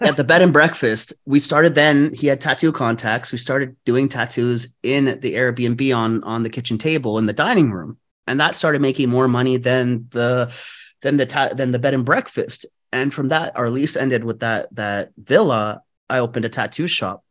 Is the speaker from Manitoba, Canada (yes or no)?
no; Vancouver, British Columbia, Canada; moved away as an adult; also born or lived in Bali, Indonesia; I was born and raised in East Vancouver